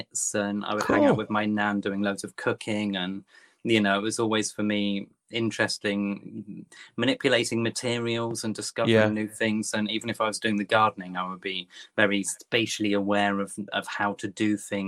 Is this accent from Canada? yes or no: no; Topsham, South West England, United Kingdom; now in London, United Kingdom; I've been in London 25 years, but I'm originally from Devon.